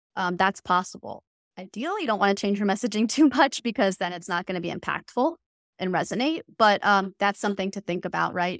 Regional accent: the South, United States; I grew up in the South.

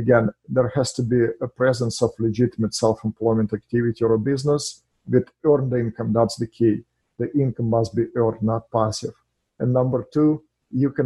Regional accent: Russia; English is a second language; moved away as an adult; now in United States; I'm an immigrant in this country from Russia

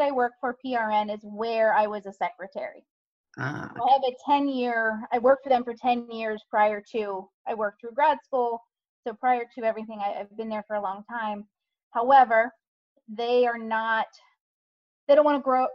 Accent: hometown near Towson University, Maryland, United States; Decided to go get a second bachelor's at Towson University here locally

